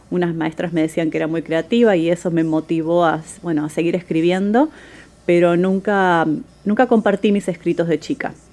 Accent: Buenos Aires, Argentina; Soy de Buenos Aires, Argentina.

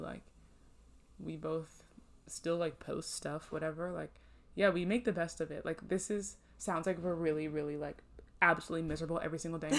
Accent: Northeast, United States; I'm from the Northeast.

